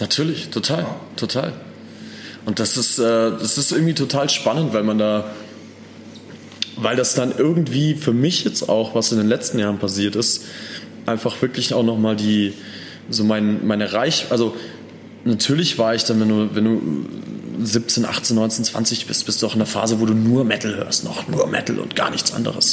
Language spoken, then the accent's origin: German; Landsberg am Lech, Bavaria, Germany; also born or lived in Austria; now in Munich, Germany; dass wir da aufgewachsen sind im Dorf in Landsberg